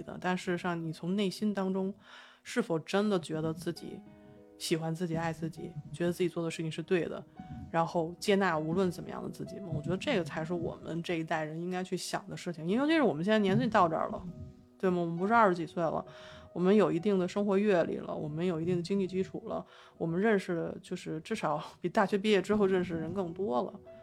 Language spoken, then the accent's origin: Chinese; China; 反正我们是中国人嘛